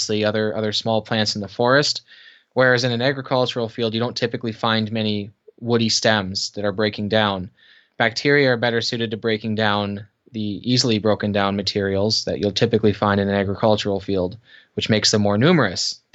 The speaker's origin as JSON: {"language": "English", "country": "Canada", "also_born_or_lived": "Kitchener, Ontario", "said": "I am Canadian, live in Kitchener, Ontario."}